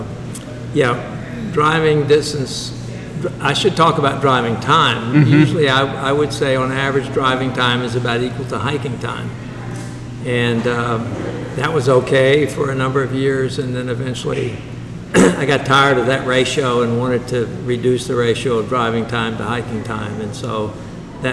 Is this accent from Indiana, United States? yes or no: no; Newport News, Virginia, United States; moved away as an adult; also born or lived in Los Angeles / East Tennessee; now in Knoxville, United States; I grew up in Newport News, Virginia